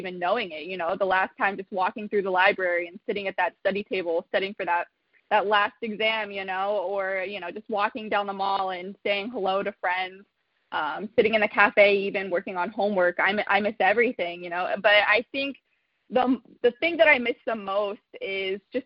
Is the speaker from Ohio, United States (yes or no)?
yes; Newport, Ohio, United States; I am a local, so I am from Newport, Ohio